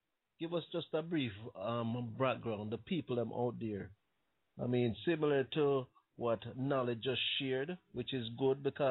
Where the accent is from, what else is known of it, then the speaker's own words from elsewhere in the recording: Kingston, Jamaica; I was born in Ashoka Road